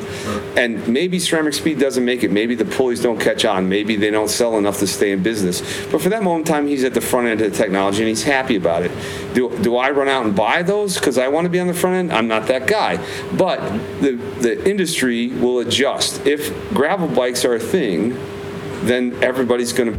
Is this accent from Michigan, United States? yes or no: yes; Michigan, United States; I grew up in Michigan